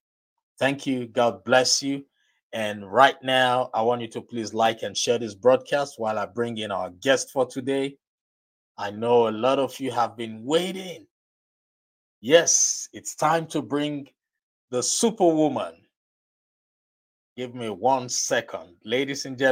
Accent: Nigeria; accent: Nigerian; my Nigerian accent

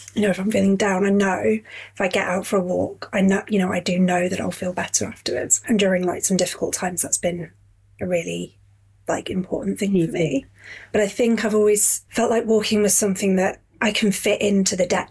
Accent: Yorkshire and the Humber, United Kingdom; moved away as an adult; also born or lived in Catford, London / South London; now in London, United Kingdom; I'm from Yorkshire originally. I moved down here. Yeah. Um, I was 21

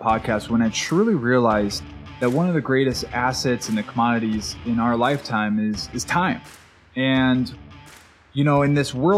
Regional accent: Maui, Hawaii, United States; also born or lived in California; I grew up in Maui, Hawaii

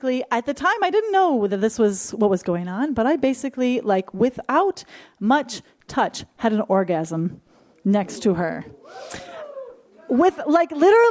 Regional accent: Michigan, United States; I grew up in Bible Belt, Michigan

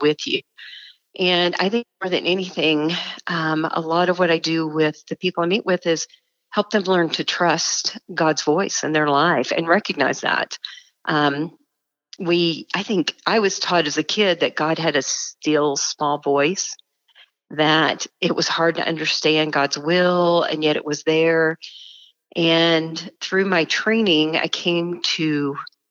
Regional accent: Dallas, Texas, United States; moved away as an adult; now in Denver, United States; I grew up in a suburb of Dallas, Texas

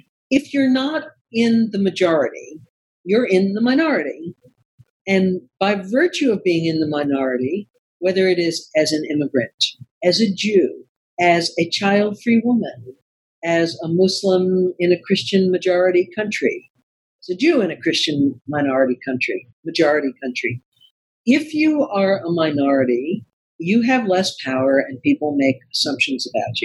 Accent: the South, United States; I'm from the South and I love the South

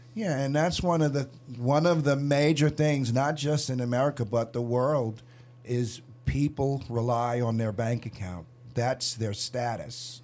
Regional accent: New York, United States; When I was growing up in New York

